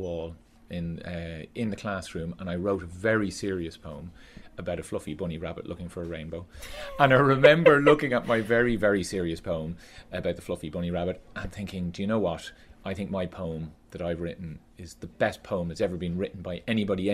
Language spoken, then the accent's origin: English; Skerries, Leinster, Ireland; I grew up in Skerries in County Dublin